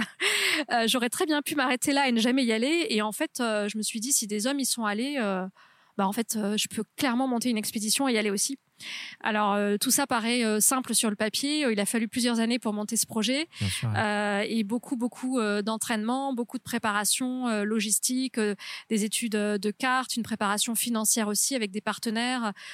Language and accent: French; near Toulouse, Haute-Garonne, Occitania, France; moved away; also born or lived in Carcassonne; je suis née à Carcassonne, j'ai grandi euh, près de Toulouse, donc en Haute-Garonne.